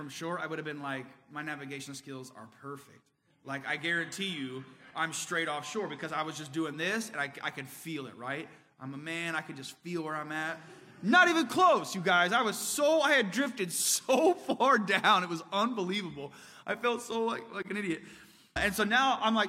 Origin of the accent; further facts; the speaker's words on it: Indiana, United States; I'm from Indiana